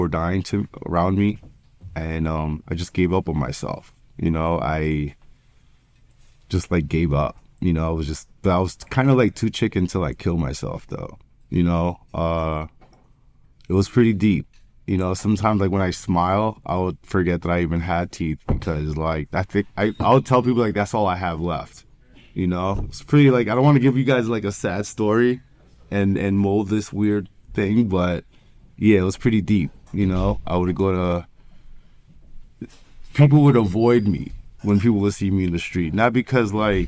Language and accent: English; New York, United States; I'm from New York